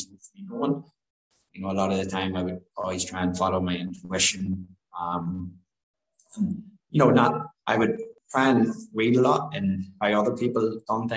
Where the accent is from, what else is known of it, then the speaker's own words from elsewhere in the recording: Newry, Northern Ireland, United Kingdom; moved away; also born or lived in London; grew up in Northern Ireland, County Down, and went to school in Newry